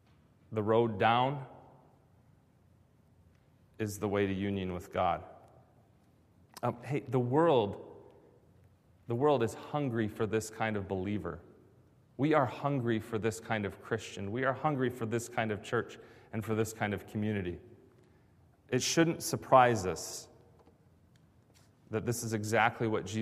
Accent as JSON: {"language": "English", "town": "Grand Rapids", "region": "Michigan", "country": "United States", "tie": "born or raised there", "moved": "yes", "said": "I was growing up in Grand Rapids"}